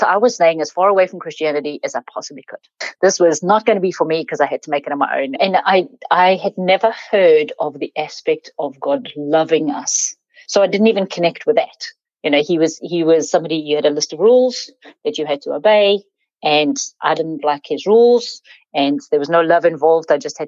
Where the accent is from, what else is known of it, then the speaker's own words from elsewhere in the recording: South Africa; So, I grew up in South Africa. That's one third of my accent.